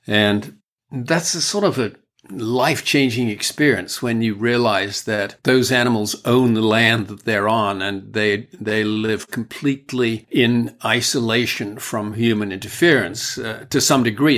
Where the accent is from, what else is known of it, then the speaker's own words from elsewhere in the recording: United Kingdom; I'm British